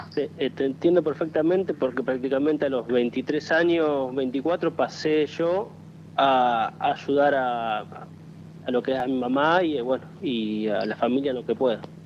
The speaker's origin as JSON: {"language": "Spanish", "town": "San Pedro", "region": "Buenos Aires Province", "country": "Argentina", "tie": "born or raised there", "moved": "as an adult", "lives_now": "Zárate, Argentina", "said": "soy de Zárate, nací en San Pedro, pero hace dos años que vivo en esta ciudad"}